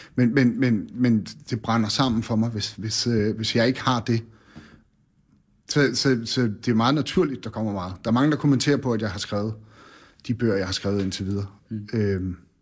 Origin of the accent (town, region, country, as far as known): Bornholm, Capital Region of Denmark, Denmark; born or raised there; also born or lived in Randers